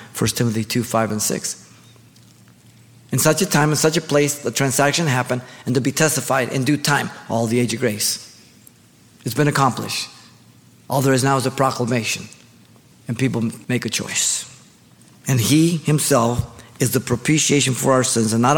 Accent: Mexico; now in United States; I was raised in Mexico and I lived there and then I came to the United States

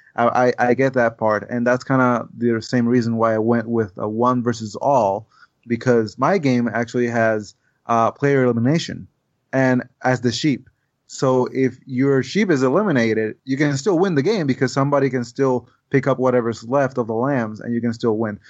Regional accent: Puerto Rico; English is a second language; growing in Puerto Rico, I, I, you know, Spanish is the main language there. And I learned English by the time I was nine

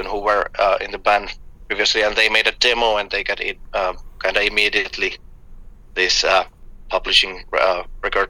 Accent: Finland; we're all from Finland, in a band

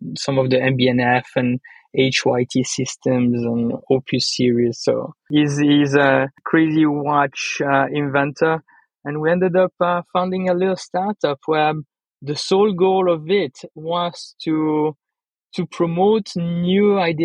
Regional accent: Le Locle, Neuchâtel, Switzerland; I'm born from Spanish mother, Swiss, German, Italian father, grew up in Leloc

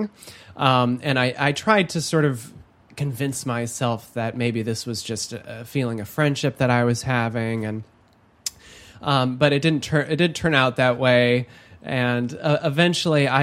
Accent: Holland, Michigan, United States; I was raised in Holland, Michigan, one of the most conservative counties in the United States.

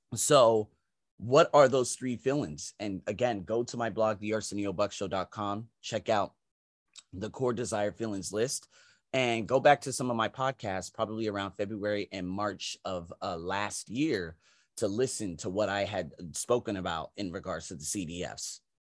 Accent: United States; moved away as an adult; now in Asia; I'm American

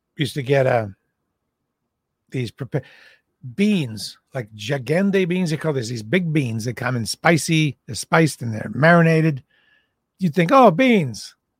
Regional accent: Boston, Massachusetts, United States; I'm from Boston.

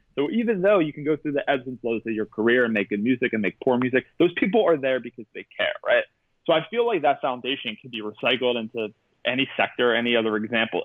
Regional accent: Pittsburgh, Pennsylvania, United States; I graduated with Wiz Khalifa. I'm from Pittsburgh

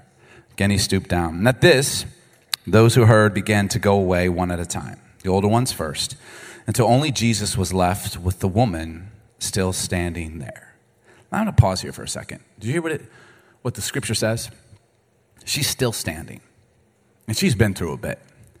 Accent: Baltimore, Maryland, United States; also born or lived in Chicago; I grew up in Baltimore and Chicago, and so if you don't curse, you're going to get beat up.

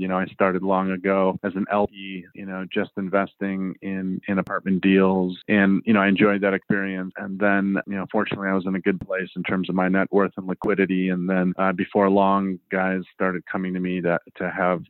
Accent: Chicago, Illinois, United States; moved away as an adult; also born or lived in Southwest Colorado; I moved out to Southwest Colorado. I'm from Chicago

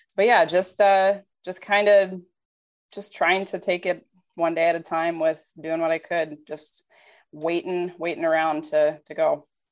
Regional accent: Minnesota, United States; moved away as an adult; also born or lived in Iowa; I grew up in Minnesota

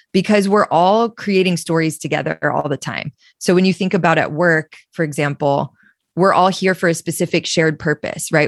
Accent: Austin, Texas, United States; I come from Austin, Texas, which is where I'm sitting right now.

